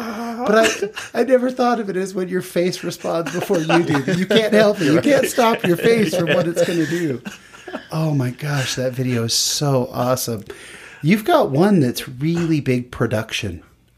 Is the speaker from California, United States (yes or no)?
yes; California, United States; I grew up in California.